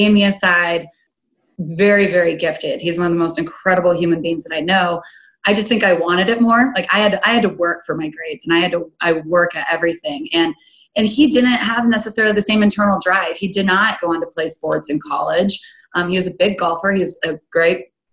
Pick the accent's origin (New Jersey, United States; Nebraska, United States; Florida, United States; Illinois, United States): Nebraska, United States; Grand Island; born and raised in Grand Island, Nebraska, right in the center of the state